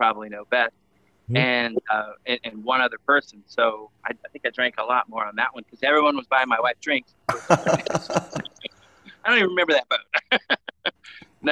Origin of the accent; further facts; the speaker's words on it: Cincinnati, Ohio, United States; That's where we're from, Cincinnati